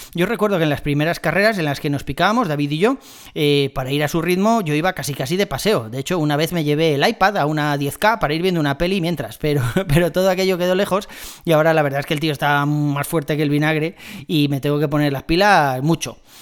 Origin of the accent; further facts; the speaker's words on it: Madrid, Community of Madrid, Spain; soy de Madrid